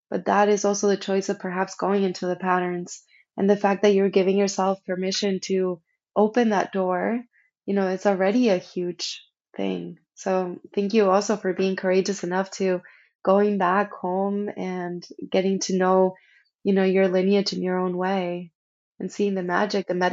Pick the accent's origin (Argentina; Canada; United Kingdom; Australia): Argentina; moved away; when I came from Argentina, it was very difficult for me to honor my ancestry and my roots. I completely shut down my communication with Argentina.